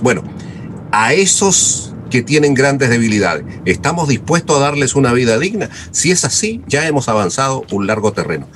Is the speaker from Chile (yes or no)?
yes; Chile; en mi país